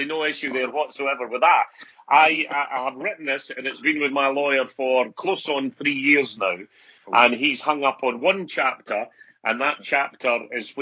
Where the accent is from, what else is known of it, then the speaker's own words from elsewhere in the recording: Edinburgh, Scotland, United Kingdom; I said, Edinburgh. I couldn't tell that. Where about? I said, I'm from Birdie House